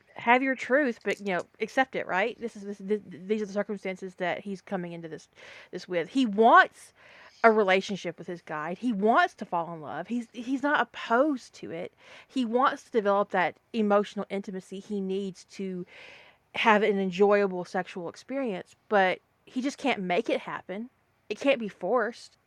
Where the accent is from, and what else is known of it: the South, United States; accent: Southern